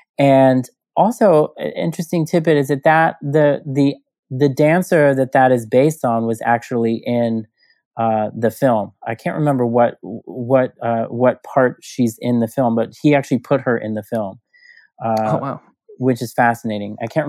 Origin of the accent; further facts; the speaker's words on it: Houston, Texas, United States; now in New York, United States; that was my portal into another universe growing up in Houston, Texas.